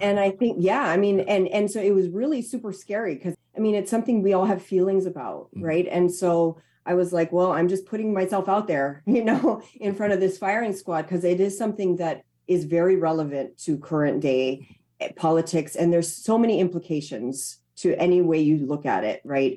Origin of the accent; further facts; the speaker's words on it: Hawaii, United States; where i'm from to my home